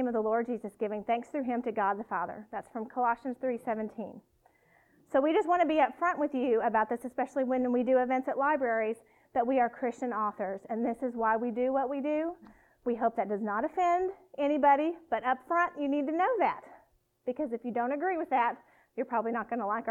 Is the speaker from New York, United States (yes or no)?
no; South Louisiana, United States; accent: twang; moved away; I am from South Louisiana, so my twang really comes out when I come down south